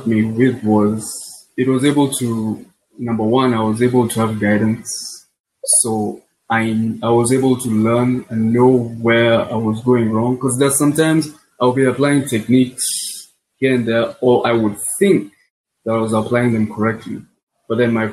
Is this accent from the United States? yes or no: no; Kenya; I'm from Kenya.